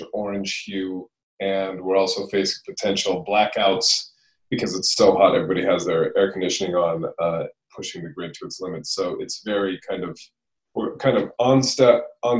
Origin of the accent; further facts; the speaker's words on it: California, United States; moved away; also born or lived in London; I'm from California originally, but I moved to London many moons ago